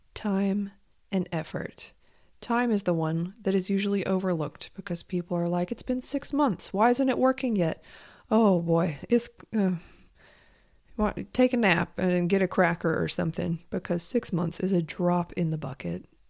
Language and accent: English; United States; I am an American, and I have lived soaked in capitalism my entire life